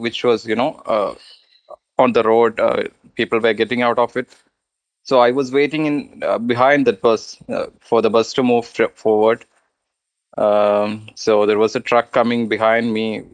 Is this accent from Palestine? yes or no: no; Kerala, India; that's my hometown, my birthplace